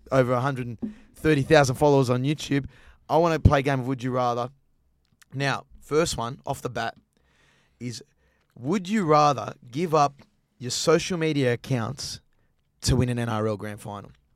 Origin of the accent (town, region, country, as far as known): Queensland, Australia